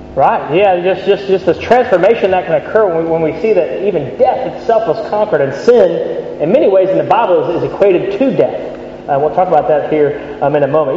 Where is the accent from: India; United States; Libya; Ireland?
United States; moved away as an adult; now in Birmingham, United Kingdom; I grew up in the States